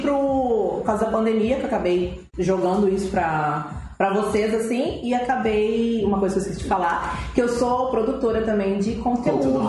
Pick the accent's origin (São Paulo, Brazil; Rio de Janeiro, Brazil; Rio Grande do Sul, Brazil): Rio Grande do Sul, Brazil; tenho 27 anos, sou gaúcha